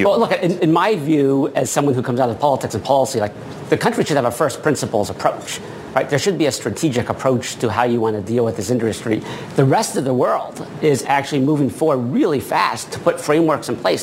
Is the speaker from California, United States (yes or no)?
no; Maine, United States; I grew up in Maine